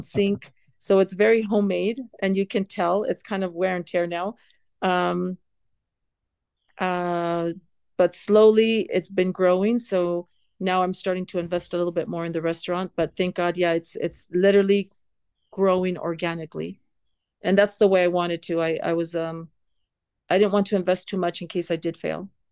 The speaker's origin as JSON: {"language": "English", "town": "San Diego", "region": "California", "country": "United States", "tie": "born or raised there", "moved": "as an adult", "lives_now": "Riyadh, Saudi Arabia", "said": "growing up in San Diego"}